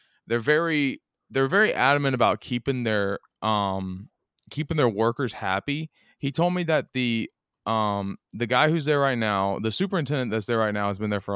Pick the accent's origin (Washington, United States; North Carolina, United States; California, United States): North Carolina, United States; Outer Banks; also born or lived in Raleigh, North Carolina; now in Long Island, United States; I'm from the Outer Banks.